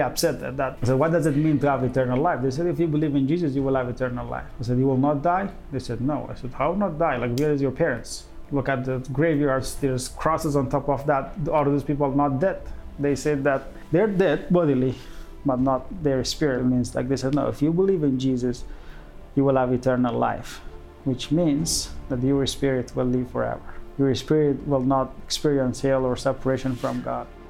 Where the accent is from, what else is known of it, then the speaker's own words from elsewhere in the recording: central Afghanistan, Afghanistan; moved away as an adult; now in Dubai, United Arab Emirates; I was born in Afghanistan and the central parts of Afghanistan when it was the communism government, and then when I was grade four, the Mujahideen camp, and then when I was grade seven, um, the Taliban camp, and then when I was grade ten